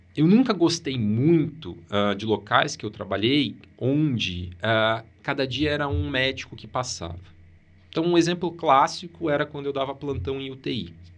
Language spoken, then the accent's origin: Portuguese; Maringá, Paraná, Brazil; Eu sou de Maringá